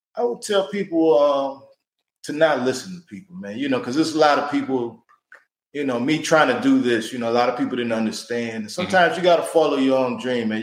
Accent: Cleveland, Ohio, United States; I come from Cleveland

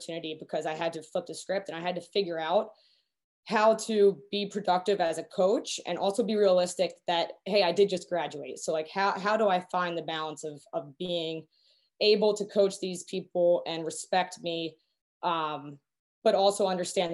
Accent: New Jersey, United States; I'm from South Jersey.

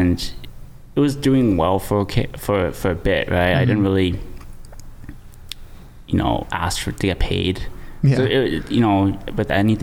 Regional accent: Mississauga, Ontario, Canada; Born and raised in Mississauga

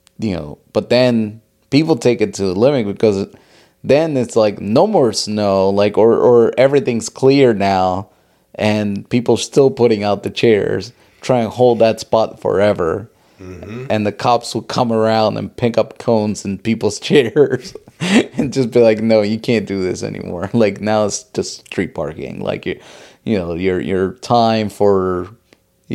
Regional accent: Philadelphia, Pennsylvania, United States; English is a second language; also born or lived in unnamed foreign country; growing up in Philly

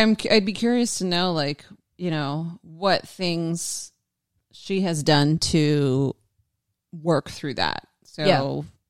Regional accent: Australia; I'm an Aussie.

